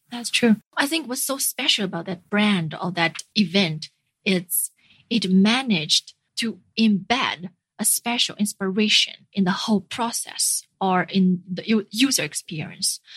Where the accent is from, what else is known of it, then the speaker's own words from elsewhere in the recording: China; moved away; also born or lived in Finland; being a returnee from abroad back to China